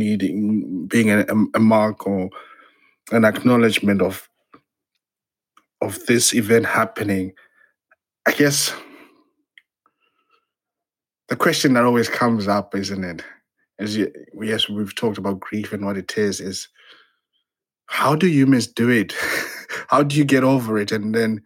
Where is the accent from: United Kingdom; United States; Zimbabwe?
Zimbabwe; moved away; I'm originally from Zimbabwe.